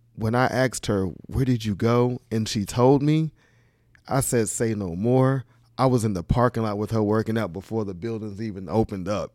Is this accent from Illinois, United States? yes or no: no; Charlotte, North Carolina, United States; also born or lived in Queens, New York; Queens, New York, and Charlotte, North Carolina. So it's a mixture of both. Uh, mostly Charlotte